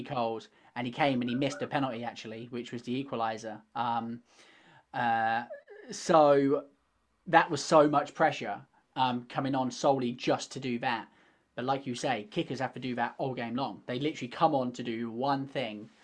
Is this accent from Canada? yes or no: no; England, United Kingdom; accent: British; I obviously being English